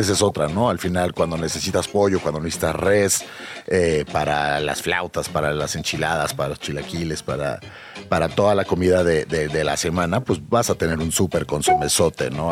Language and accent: Spanish; Mexico City, Mexico; como chilangos y como mexicanos